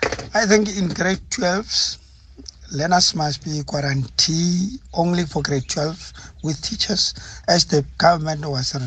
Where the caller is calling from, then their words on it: Limpopo, South Africa; I'm calling from Limpopo.